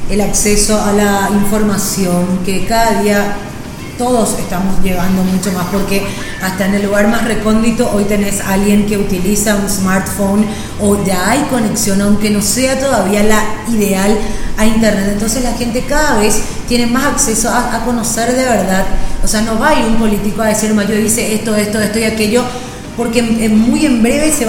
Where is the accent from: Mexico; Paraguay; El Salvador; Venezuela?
Paraguay; Acá estamos hablando de algo público que somos los paraguayos